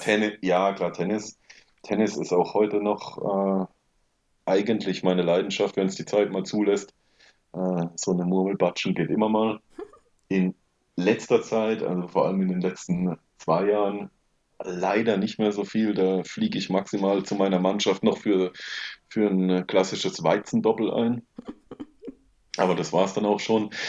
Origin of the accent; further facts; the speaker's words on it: Rauenberg, Baden-Württemberg, Germany; also born or lived in Wiesenbach; wir sind aber dann relativ schnell nach Rauenberg gezogen und äh, das war dann auch sofort eigentlich meine Heimat. Ja, und da eine sehr idyllische, schöne Kindheit erlebt